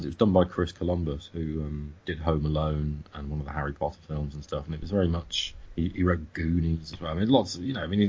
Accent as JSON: {"language": "English", "country": "United Kingdom", "said": "as a British person"}